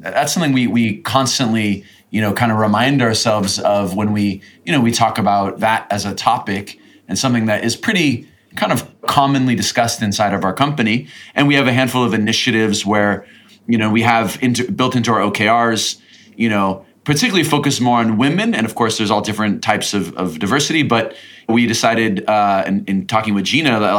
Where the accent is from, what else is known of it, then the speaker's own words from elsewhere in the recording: United States; now in Latin America; being an American, living in Latin America